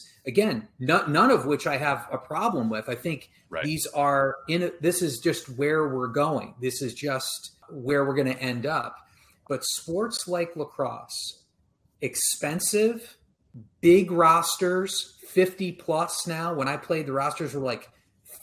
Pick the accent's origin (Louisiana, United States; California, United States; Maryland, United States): Maryland, United States; When I was a kid, I grew up in Maryland.